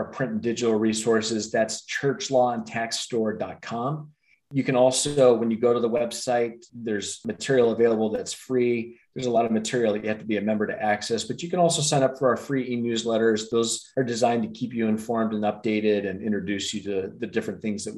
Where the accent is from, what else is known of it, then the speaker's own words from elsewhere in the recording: Denver, Colorado, United States; I'm a native of Denver, grew up in one of the suburbs there